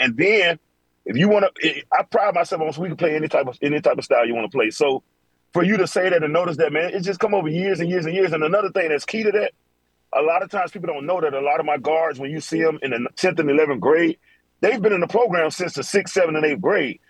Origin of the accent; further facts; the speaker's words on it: Florida, United States; I'm from Florida